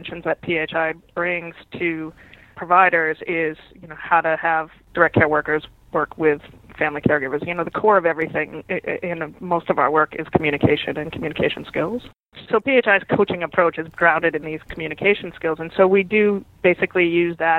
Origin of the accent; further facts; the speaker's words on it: New England, United States; I am from New England